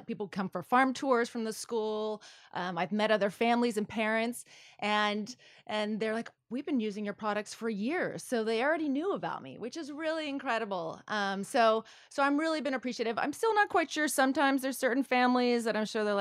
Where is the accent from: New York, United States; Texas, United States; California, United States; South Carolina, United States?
California, United States; Westlake Village; born or raised there; also born or lived in Carpinteria, California / Santa Barbara, California / Australia